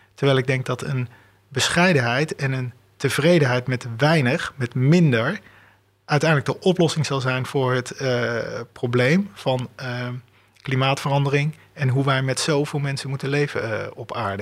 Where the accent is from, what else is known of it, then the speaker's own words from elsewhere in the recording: Delft, South Holland, Netherlands; ik ben in Delft opgevoed.